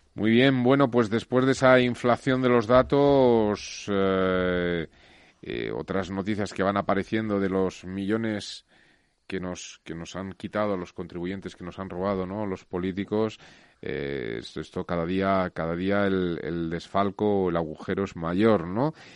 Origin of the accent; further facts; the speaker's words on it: Spain; yo me siento muy orgulloso como español